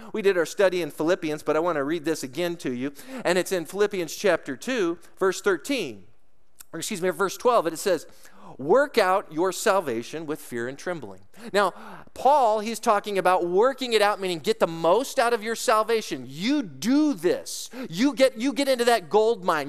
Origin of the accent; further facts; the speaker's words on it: Lake Arrowhead, California, United States; moved away as an adult; also born or lived in Colorado / Denver; I grew up in the mountains in Southern California, in Lake Arrowhead, Big Bear Crest Line area.